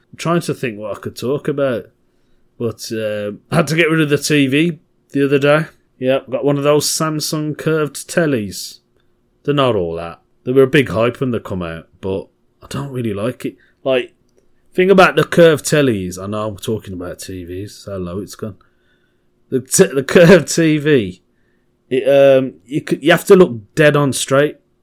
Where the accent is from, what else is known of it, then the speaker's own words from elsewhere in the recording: Birmingham, West Midlands, United Kingdom; from Birmingham, my home, my hometown